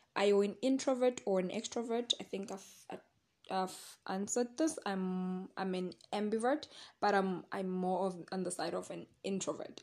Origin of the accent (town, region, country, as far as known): Secunda, Mpumalanga, South Africa; born or raised there